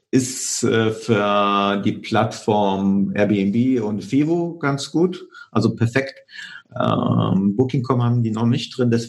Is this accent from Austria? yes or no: no; Poland; now in Germany; Ich komme ursprünglich aus Polen, deswegen passt das von der Kommunikation her.